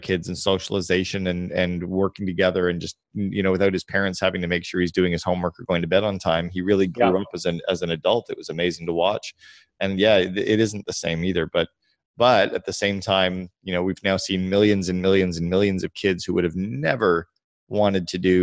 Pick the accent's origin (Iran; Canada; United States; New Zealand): Canada; Because I'm Canadian